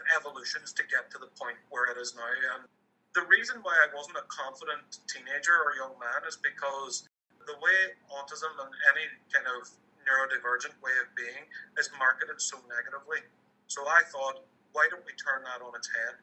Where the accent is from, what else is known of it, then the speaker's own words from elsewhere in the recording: Ireland; I grew up in Irish, Catholic, moderately conservative Ireland back in the mid-90s.